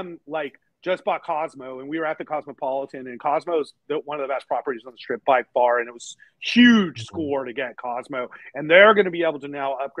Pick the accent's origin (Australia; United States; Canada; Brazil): United States; I'm an American